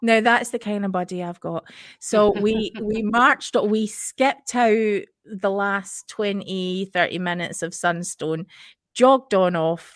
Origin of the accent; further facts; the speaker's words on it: United Kingdom; as British Mormons